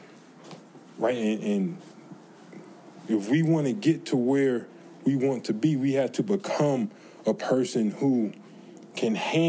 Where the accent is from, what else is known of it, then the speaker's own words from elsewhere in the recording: the South, United States; I'm from the South